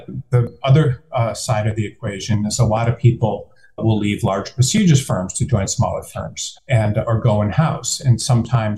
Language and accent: English; Detroit, Michigan, United States; moved away as an adult; I am from Detroit